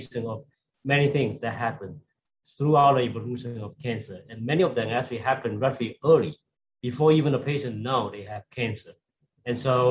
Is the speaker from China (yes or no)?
yes; China; moved away as an adult; also born or lived in Shanghai; now in United States; I came originally from China